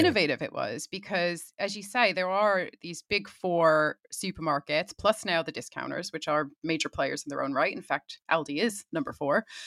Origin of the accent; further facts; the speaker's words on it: Connecticut, United States; moved away as an adult; now in London, United Kingdom; I've obviously lived over here in the U K for nearly twenty years now, but I grew up in Connecticut